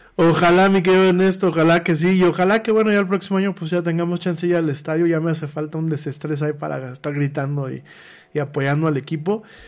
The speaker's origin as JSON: {"language": "Spanish", "country": "Mexico", "said": "aquí en México"}